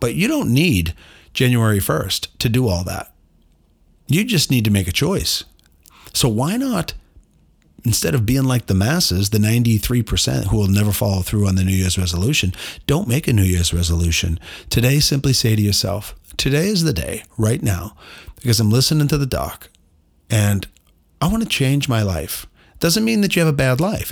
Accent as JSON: {"language": "English", "town": "Boston", "region": "Massachusetts", "country": "United States", "said": "I'm from Boston"}